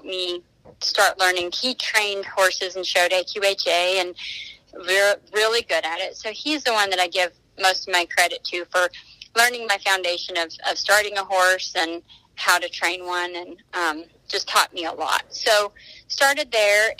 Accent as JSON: {"language": "English", "region": "Colorado", "country": "United States", "also_born_or_lived": "Oklahoma", "moved": "yes", "lives_now": "Weatherford, United States", "said": "I live in Weatherford, Texas, originally from Colorado."}